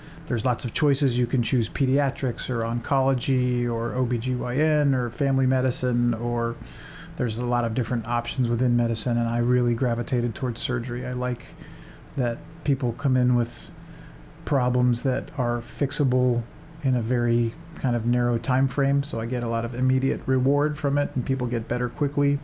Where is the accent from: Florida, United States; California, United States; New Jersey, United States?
California, United States; San Francisco; moved away as an adult; also born or lived in England / Seattle; I grew up in the San Francisco Bay Area